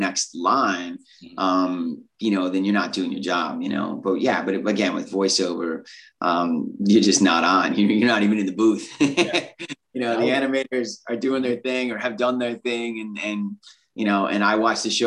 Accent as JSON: {"language": "English", "region": "California", "country": "United States", "accent": "Californian", "said": "I'm very Californian, that slangy kind"}